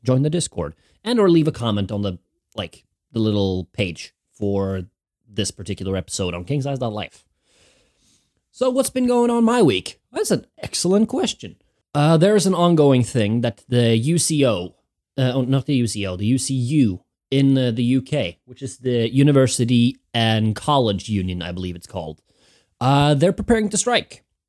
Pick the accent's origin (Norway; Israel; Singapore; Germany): Norway; moved away as an adult; now in Winchester, United Kingdom; I'm from Norway, Hinga Dinga country